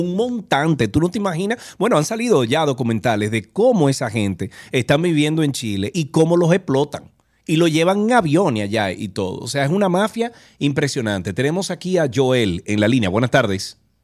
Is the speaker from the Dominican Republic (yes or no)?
yes; Dominican Republic